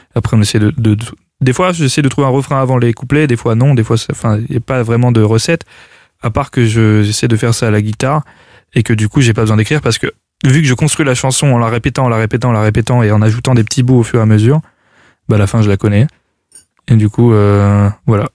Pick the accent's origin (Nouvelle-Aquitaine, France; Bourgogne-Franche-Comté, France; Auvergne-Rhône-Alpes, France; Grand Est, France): Auvergne-Rhône-Alpes, France; Clermont-Ferrand; je viens de Clermont-Ferrand